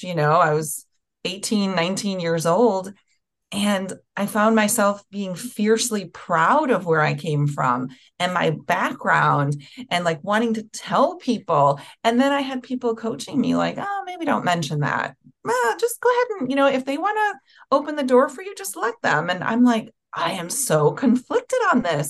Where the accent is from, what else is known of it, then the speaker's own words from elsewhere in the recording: Milwaukee, Wisconsin, United States; I grew up in Milwaukee, Wisconsin